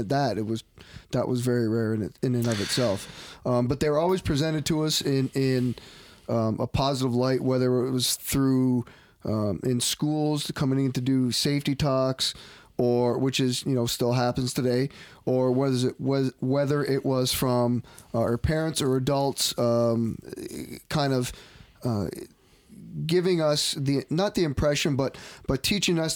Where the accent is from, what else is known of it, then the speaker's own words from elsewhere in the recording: Hamilton, Ontario, Canada; I didn't grow up in North End Hamilton. I grew up in the West End